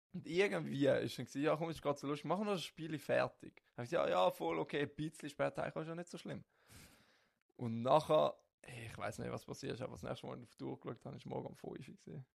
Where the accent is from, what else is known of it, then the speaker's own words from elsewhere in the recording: St. Gallen area, Switzerland; ich komme aus dem St. Gallerischen.